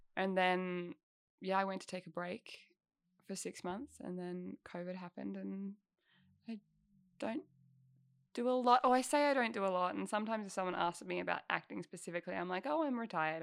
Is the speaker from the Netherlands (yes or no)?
no; Albury-Wodonga, Australia; I grew up in Albury, Wodonga